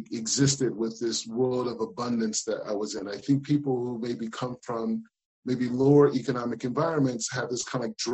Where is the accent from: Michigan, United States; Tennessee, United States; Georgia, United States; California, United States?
California, United States; Los Angeles; moved away as an adult; now in Israel; I grew up in Los Angeles